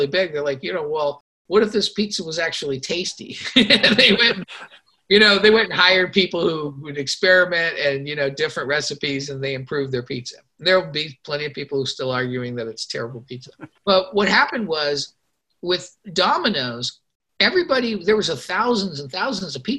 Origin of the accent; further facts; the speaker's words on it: Los Angeles, California, United States; I grew up in Los Angeles